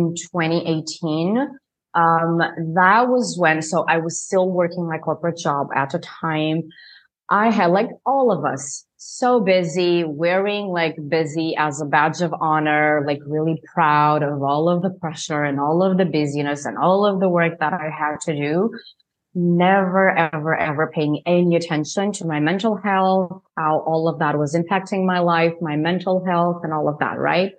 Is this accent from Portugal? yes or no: yes; Portugal; moved away as an adult; also born or lived in New Jersey, United States; now in Spain; I am from Portugal, I am in Spain right now